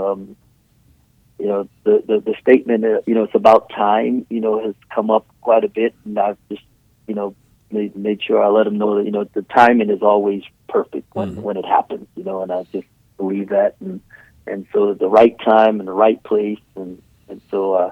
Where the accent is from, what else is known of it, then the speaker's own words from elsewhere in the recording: Trinidad & Tobago; I was born in Trinidad